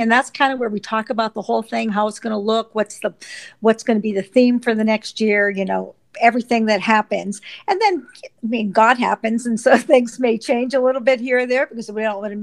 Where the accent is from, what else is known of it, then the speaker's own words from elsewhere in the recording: Pittsburgh, Pennsylvania, United States; also born or lived in Texas; now in Phoenixville, United States; I'm from Phoenixville, Pennsylvania, but originally I was brought up on the Pittsburgh side of the state